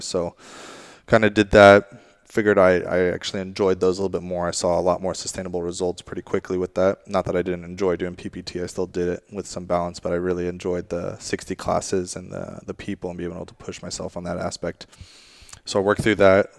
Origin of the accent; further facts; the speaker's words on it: Monterey, California, United States; moved away as an adult; also born or lived in England; now in San Jose, United States; I'm originally from Monterey area. Uh, my family moved relocated there from England eventually.